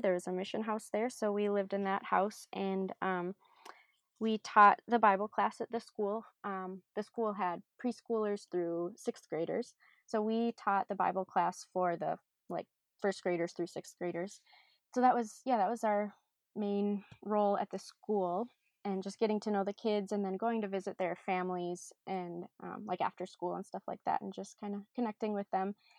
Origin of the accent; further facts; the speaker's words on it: Minnesota, United States; also born or lived in Ghana; I am born and raised in Minnesota